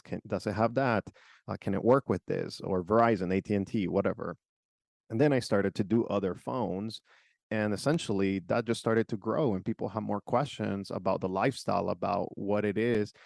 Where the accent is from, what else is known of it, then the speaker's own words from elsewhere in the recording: Nicaragua; now in United States; I came from a different country, so I was born in Nicaragua